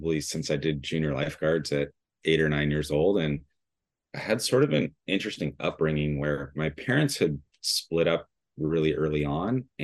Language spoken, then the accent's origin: English; Huntington Beach, California, United States; also born or lived in Dana Point; I grew up in Huntington Beach